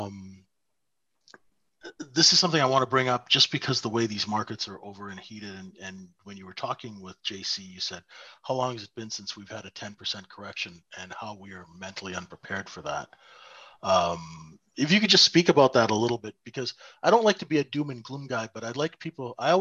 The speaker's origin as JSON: {"language": "English", "country": "Canada", "said": "I'm a Canadian"}